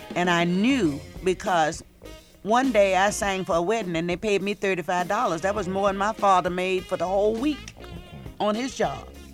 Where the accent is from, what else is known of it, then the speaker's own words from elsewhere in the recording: Portsmouth, Virginia, United States; also born or lived in North Carolina; growing up in Virginia